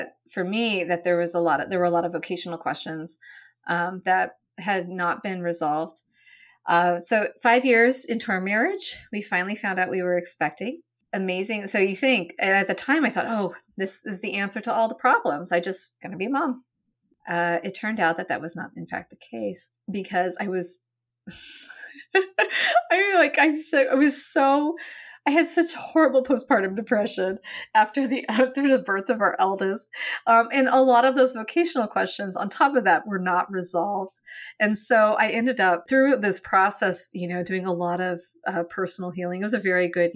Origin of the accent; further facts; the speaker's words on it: Western Oregon, United States; moved away as an adult; also born or lived in Annapolis, Maryland; I grew up in Oregon and in Western Oregon, where insects are very small